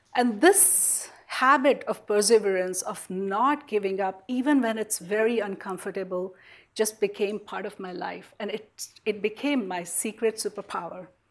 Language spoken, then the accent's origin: English; India; moved away as an adult; now in United States; growing up in India